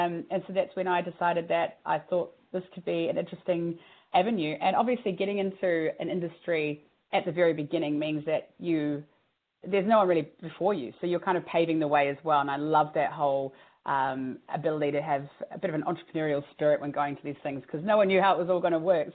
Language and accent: English; New Zealand; moved away; I'm from New Zealand originally